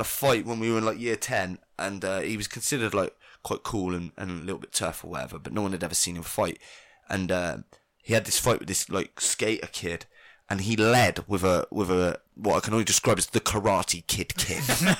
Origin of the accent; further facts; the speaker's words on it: United Kingdom; I grew up in Britain